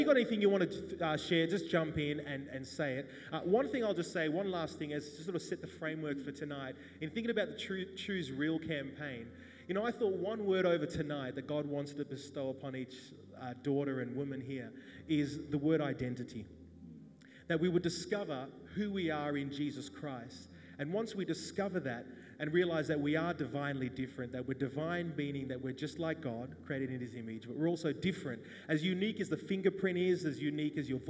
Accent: Wagga Wagga, New South Wales, Australia; born or raised there

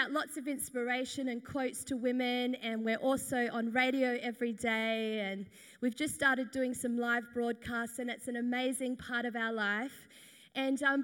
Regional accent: Perth, Western Australia, Australia; I am from Perth, Western Australia

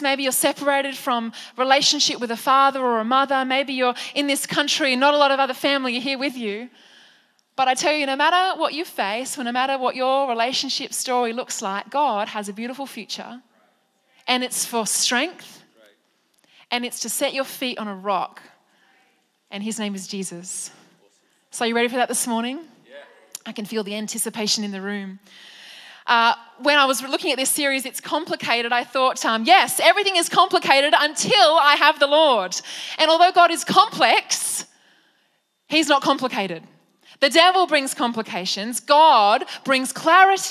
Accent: Penrith, New South Wales, Australia; I was raised in Penrith by my beautiful mum

